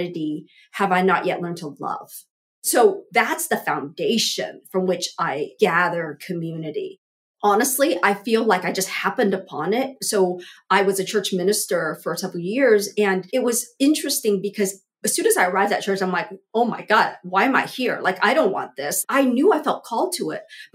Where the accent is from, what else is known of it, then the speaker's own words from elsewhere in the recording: Southern California, United States; also born or lived in Vietnam; I was born in Vietnam, fled here with my family as a toddler, as an infant, essentially, and grew up as basically, we were like the only Asian family in a very white Southern California town